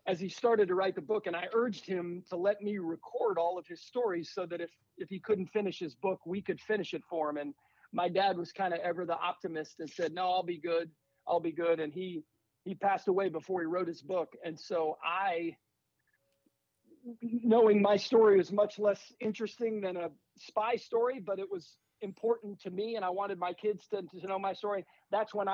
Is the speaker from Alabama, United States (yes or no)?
no; Northern Virginia, United States; moved away as an adult; also born or lived in Germany; now in Charlotte, United States; I grew up in Northern Virginia.